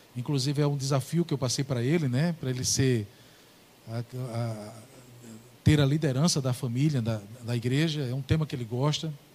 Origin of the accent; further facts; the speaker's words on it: Ingá, Paraíba, Brazil; moved away as an adult; Eu sou paraibano, né? Eu sou paraibano, moro aqui há 16 anos e meio